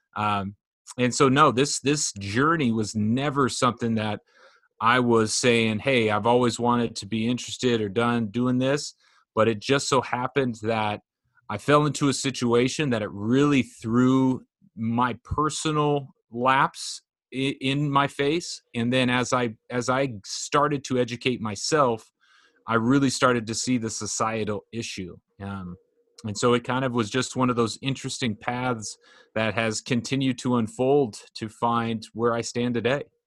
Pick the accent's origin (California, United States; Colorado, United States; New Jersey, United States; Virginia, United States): California, United States; Orange County; I grew up in Orange County